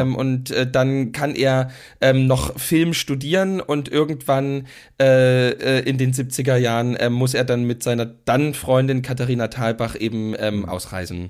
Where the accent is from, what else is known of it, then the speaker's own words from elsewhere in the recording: East Germany, Germany; was es auch zu DDR-Zeiten ganz oft gab, die, also ich bin ja in Altbauten groß geworden